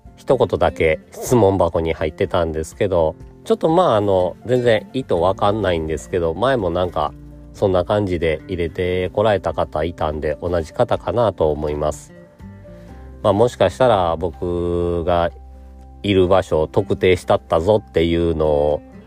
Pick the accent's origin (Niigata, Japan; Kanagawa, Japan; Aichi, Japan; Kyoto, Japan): Kyoto, Japan; moved away as an adult; now in Shiga, Japan; 4歳から18歳まで京都で育ってるんですけど